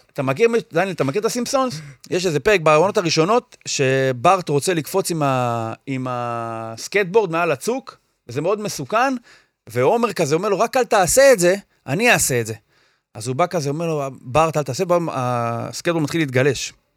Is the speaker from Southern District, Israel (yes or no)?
no; Or Yehuda, Tel Aviv District, Israel; אני מאור יהודה